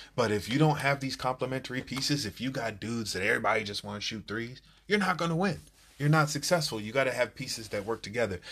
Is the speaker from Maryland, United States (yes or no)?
yes; Silver Spring, Maryland, United States; I'm from Silver Spring